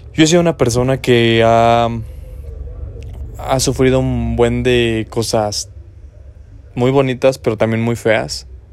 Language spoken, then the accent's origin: Spanish; San Luis de la Paz, Guanajuato, Mexico; moved away as an adult; now in Dolores Hidalgo, Mexico; Soy del estado de Guanajuato. Mm, nací en el municipio de San Luis de la Paz, Guanajuato, y tengo aproximadamente 5 años en el municipio de Dolores Hidalgo